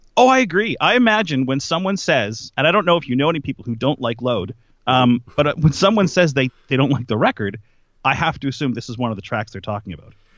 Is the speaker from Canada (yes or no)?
yes; Nova Scotia, Canada; I grew up in Nova Scotia, a very small town